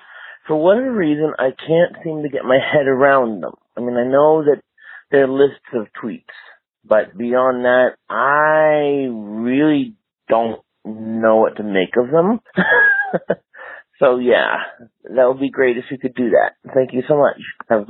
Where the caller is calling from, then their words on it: Scottsdale, Arizona, United States; I'm calling from Scottsdale, Arizona.